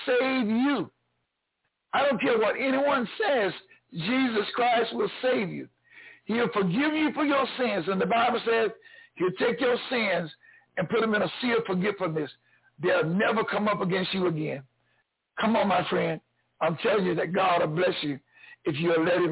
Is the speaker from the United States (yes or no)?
yes; the South, United States; I grew up here in the South